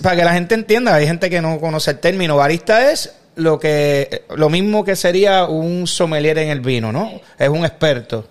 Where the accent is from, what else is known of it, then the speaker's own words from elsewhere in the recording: Puerto Rico; Como puertorriqueño